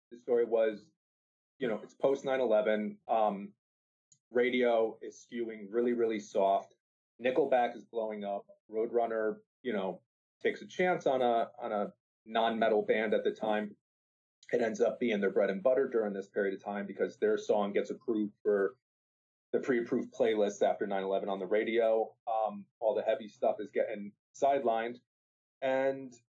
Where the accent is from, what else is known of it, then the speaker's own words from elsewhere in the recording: New Haven, Connecticut, United States; I'm from New Haven, Connecticut originally.